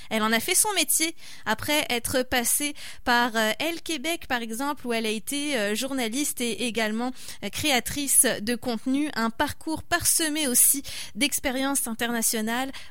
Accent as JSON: {"language": "French", "country": "France", "said": "je suis française"}